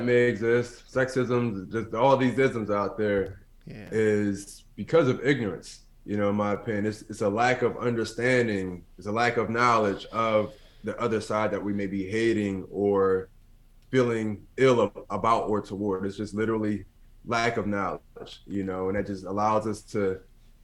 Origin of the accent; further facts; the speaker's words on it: Philadelphia, Pennsylvania, United States; growing up in North Philadelphia, to be exact